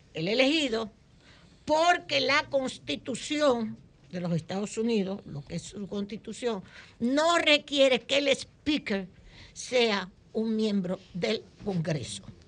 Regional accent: Dominican Republic; los dominicanos

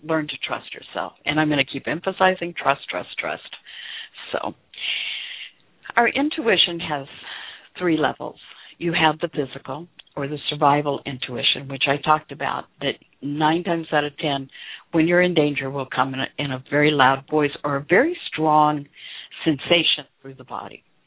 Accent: the South, United States; I was raised in the South

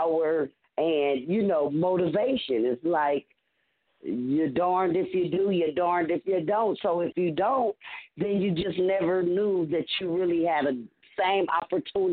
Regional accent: Los Angeles, California, United States; four females born and raised in Los Angeles

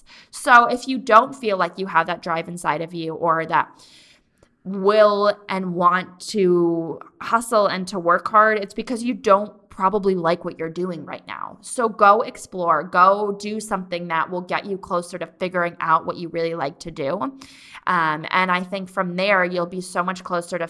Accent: East Coast, United States; moved away; I'm from the East Coast

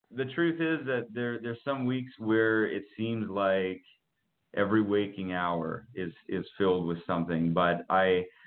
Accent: Winnipeg, Manitoba, Canada; I'm from Winnipeg. I'm a Canadian.

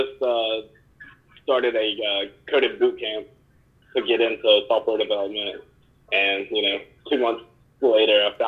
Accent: Hickory, North Carolina, United States; also born or lived in Greenville, North Carolina; now in Charlotte, United States; I grew up in Hickory

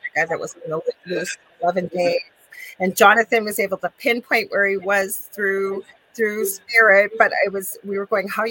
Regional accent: Canada; I am a Canadian spiritual medium

